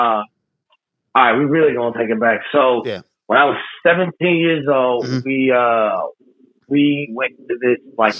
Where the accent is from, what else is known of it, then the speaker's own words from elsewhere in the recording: Omaha, Nebraska, United States; also born or lived in Chicago, Illinois; Omaha, Nebraska, man. That's where I'm at right now